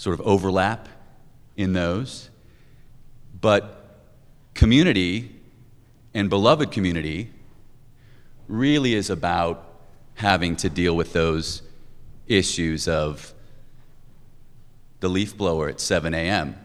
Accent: Indiana, United States; also born or lived in New Hampshire; now in Boston, United States; I'm originally from Indiana, but I've been in New England. I've lived up in New Hampshire. I've lived in Boston for about 13 years.

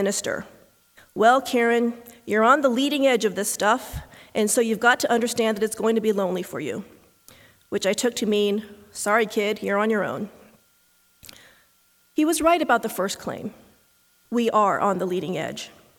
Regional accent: Kansas, United States; As an only child with no extended family in the United States, as an Asian American growing up in Kansas, as a woman with 3 physics degrees, and as a Unitarian Universalist person of color, my life has been characterized by solitude.

